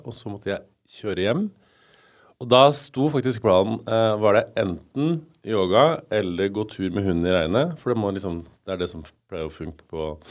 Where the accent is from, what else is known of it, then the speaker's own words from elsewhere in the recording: Stjørdal, Trøndelag, Norway; moved away as an adult; now in Oslo, Norway; jeg flytta til Oslo fra Stjørdal eh, og Trøndelag. For i Trøndelag var jeg sånn, eh, hadde jo verdens fineste ungdomstid med verdens beste venner